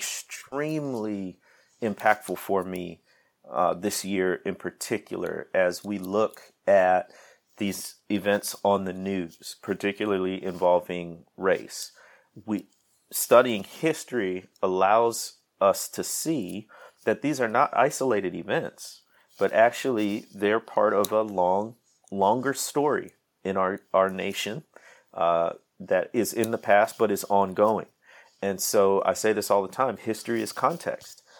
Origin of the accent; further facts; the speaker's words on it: Midwest, United States; moved away as an adult; also born or lived in Mississippi Delta; now in Mississippi, United States; I grew up in the Mid-, Midwest, moved down south, man, thirteen years ago now